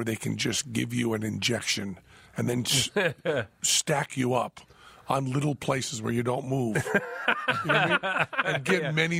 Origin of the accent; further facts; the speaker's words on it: Greenfield, Massachusetts, United States; moved away as an adult; now in Las Vegas, United States; my hometown of Greenfield, Massachusetts